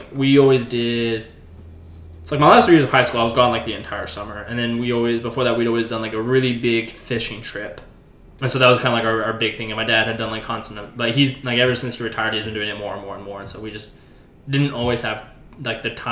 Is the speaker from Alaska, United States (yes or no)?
yes; Alaska, United States; now in Oklahoma, United States; growing up in Alaska